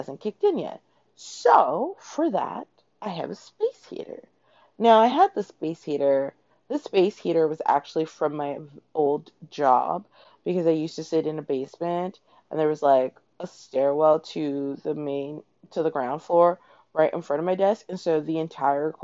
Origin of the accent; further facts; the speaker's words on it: Toronto, Ontario, Canada; now in New York City, United States; I grew up in Toronto.